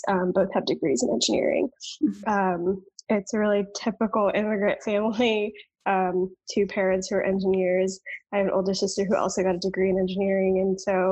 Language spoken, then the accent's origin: English; Dallas, Texas, United States; I am a Texas native, born and raised. I grew up in Dallas suburbs